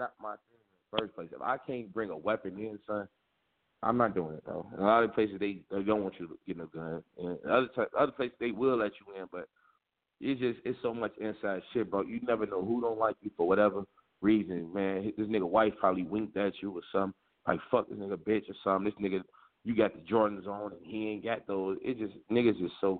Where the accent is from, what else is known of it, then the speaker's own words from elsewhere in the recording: Chicago, Illinois, United States; Growing up in Chicago